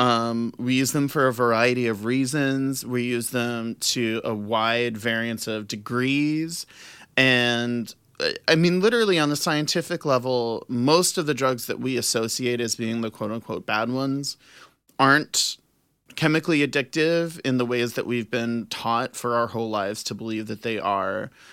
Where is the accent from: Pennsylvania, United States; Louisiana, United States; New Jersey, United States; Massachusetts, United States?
Louisiana, United States; New Orleans; I was born and raised in New Orleans